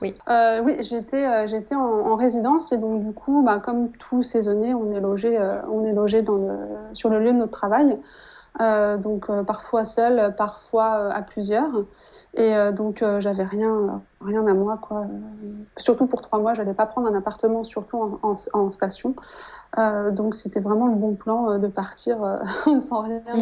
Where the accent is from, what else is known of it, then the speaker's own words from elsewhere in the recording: Annecy, Auvergne-Rhône-Alpes, France; moved away as an adult; also born or lived in Saint-Barthélemy; now in Quebec City, Canada; je suis originaire de Haute-Savoie, euh, de la petite ville d'Annecy